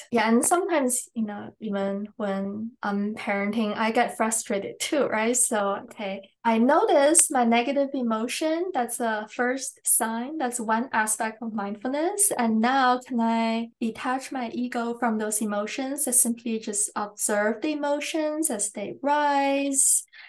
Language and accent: English; China; also born or lived in England; now in Canada; First, I was born in China. I went to boarding school in England and I came to Canada for university and now I'm still in Canada